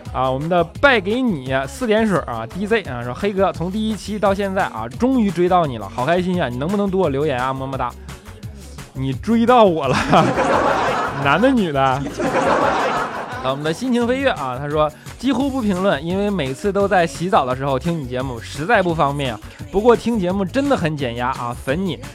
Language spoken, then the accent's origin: Chinese; Northeast China, China; 东北人啊，性格都要相对火爆一些